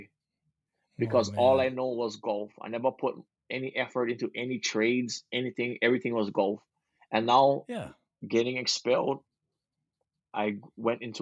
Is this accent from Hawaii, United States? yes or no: yes; Big Island, Hawaii, United States; I was born and raised in Hawaii on the Big Island, and I grew up golfing